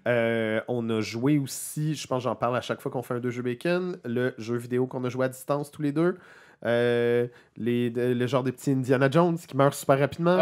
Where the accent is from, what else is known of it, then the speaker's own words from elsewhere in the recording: Quebec, Canada; nous, ça nous touche les Québécois